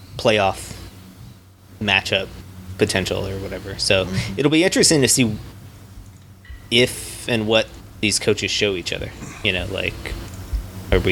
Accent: Washington, District of Columbia, United States; moved away; my hometown Washington Wizards

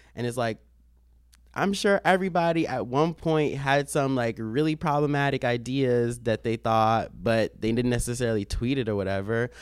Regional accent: Maryland, United States; moved away as an adult; now in New York City, United States; I'm already from Maryland

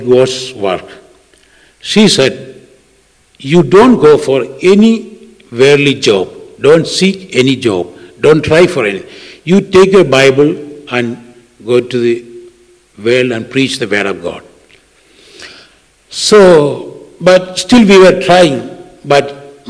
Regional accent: Kerala, India; English is a second language; moved away; So, I am from South India, a state called Kerala.

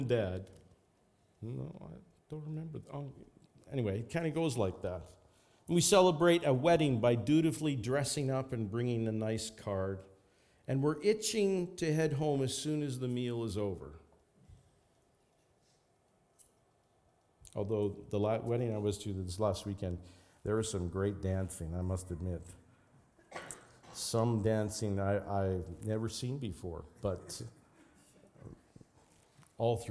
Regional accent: Lethbridge, Alberta, Canada; now in Saskatoon, Canada; I go back to Lethbridge and I think, oh, yeah, this is where a lot of I grew up.

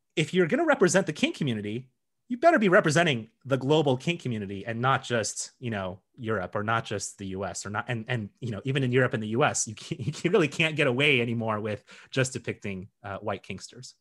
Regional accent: Colorado, United States; I grew up in Colorado

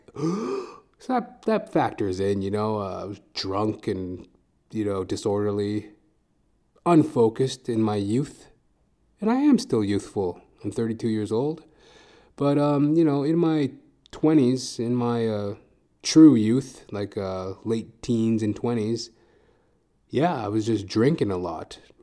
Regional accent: Edmonton, Alberta, Canada; now in Toronto, Canada; I'm originally from Edmonton, Alberta.

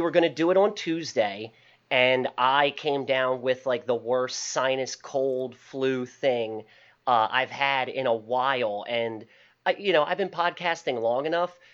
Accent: Baltimore, Maryland, United States; also born or lived in Parkville, Maryland; originally, I'm from Highland Town, which is in the inner city of Baltimore. Uh, since high school, my family moved out to the Parkville Kearney area

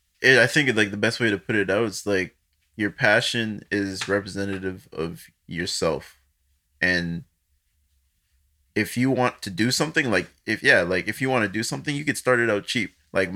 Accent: Nigeria; But then I'm Nigerian. Like, I'm born there. I have a passport and everything.

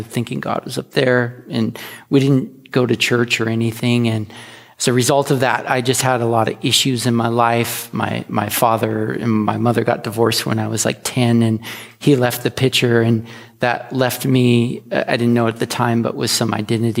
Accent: the Northwest, Pacific Northwest, United States; now in Astoria, United States; We're from the Northwest

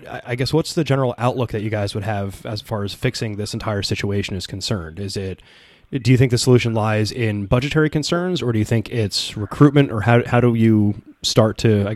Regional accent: New Jersey, United States; I'm from Jersey.

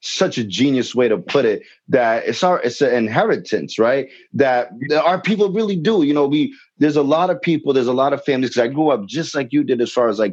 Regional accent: Brockton, Massachusetts, United States; I grew up in Brockton, Mass, and I grew up in the streets, so I grew up in the hood

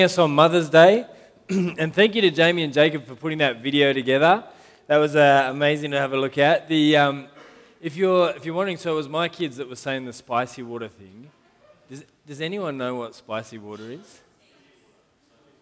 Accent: Sydney, New South Wales, Australia; first language English; I went to Gladesville Primary School, so not that far from here

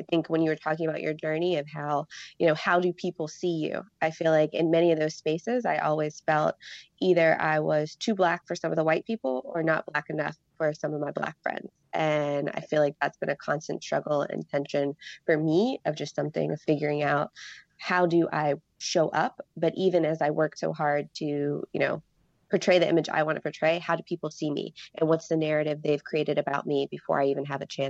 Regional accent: Pittsburgh, Pennsylvania, United States; I was raised by my mom in a single-parent household in Pittsburgh

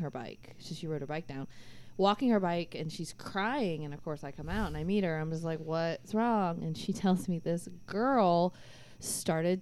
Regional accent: Orlando, Florida, United States; I'm from Orlando

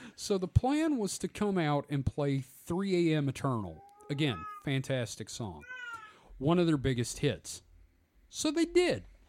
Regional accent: United States; being an American

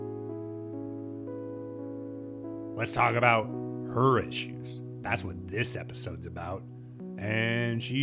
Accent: Midwest, United States; I'm from the Midwest

